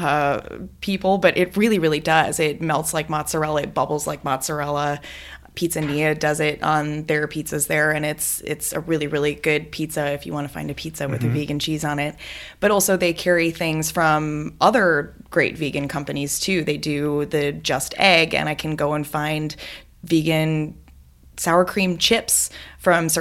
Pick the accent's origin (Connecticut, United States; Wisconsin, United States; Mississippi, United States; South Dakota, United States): Wisconsin, United States; I'm from Wisconsin